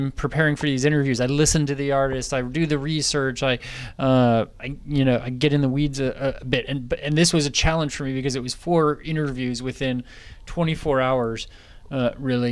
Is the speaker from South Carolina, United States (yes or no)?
no; Napa, California, United States; I'm from Napa, California